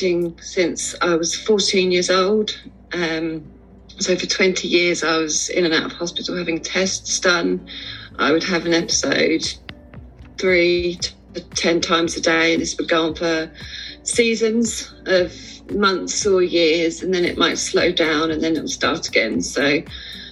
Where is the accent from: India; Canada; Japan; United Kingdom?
United Kingdom; Sussex, South East England; I'm from Sussex in England